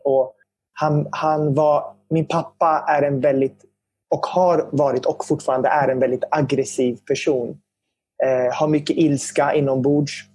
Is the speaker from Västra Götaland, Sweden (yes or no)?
no; Södertälje, Stockholm County, Sweden; jag är ju syrian och att växa upp som syrian i Södertälje, det var ju speciellt